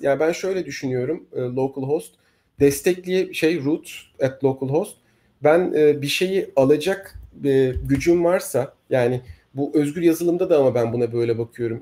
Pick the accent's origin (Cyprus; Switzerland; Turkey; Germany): Turkey; bizim ülkemizde